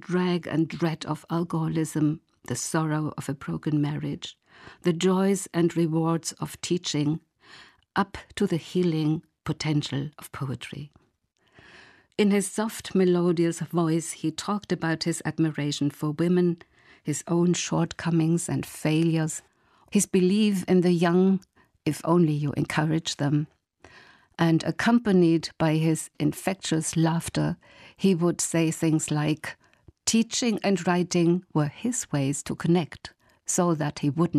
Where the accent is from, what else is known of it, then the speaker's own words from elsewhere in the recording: Germany; also born or lived in Sligo, Ireland; now in Ireland; I told him about my hometown on the Rhine